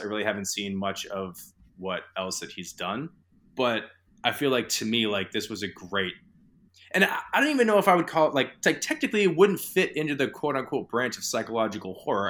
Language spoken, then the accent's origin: English; New England, United States; I'm from New England